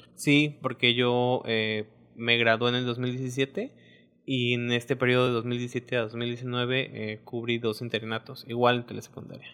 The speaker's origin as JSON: {"language": "Spanish", "town": "Misantla", "region": "Veracruz", "country": "Mexico", "tie": "born or raised there", "moved": "as an adult", "lives_now": "Isla, Mexico", "said": "yo soy de Misantla."}